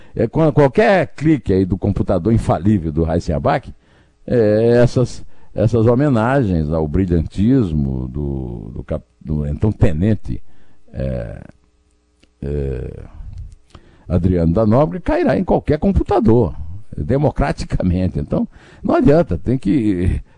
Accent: Northeast Region, Brazil; E eu sou nordestino e falo Rodonel

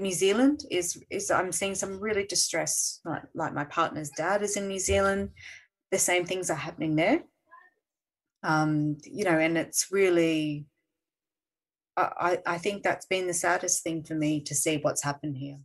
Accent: Australia; we're Australian

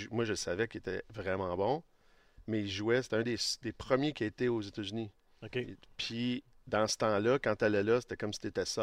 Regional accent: Laval, Quebec, Canada; vient, vient, du Québec, on vient de Laval, on vient des petits villages, là, dans le fond. Là on est quand même à la base des gens qui ont grandi modestement.

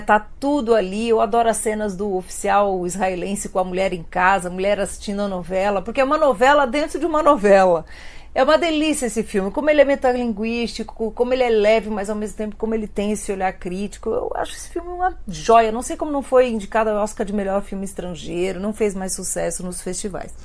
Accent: Brazil; a gente é brasileiro e a gente está no país da novela

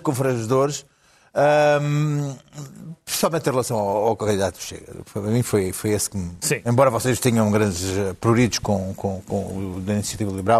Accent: Alentejo, Portugal; como alentejano

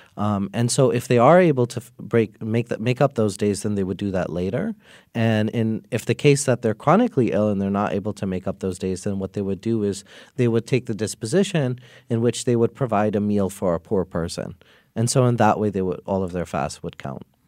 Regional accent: New York, United States; I grew up in New York.

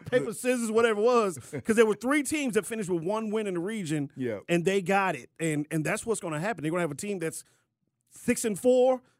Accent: Maryland, United States; now in Georgia, United States; I remember growing up in Maryland

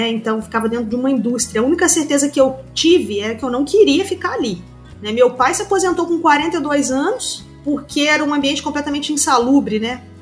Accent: Rio de Janeiro, Brazil; Eu sou do interior do estado do Rio de Janeiro, meus avós tinham, tinham fazenda em Santa Isabel do Rio Preto, né?

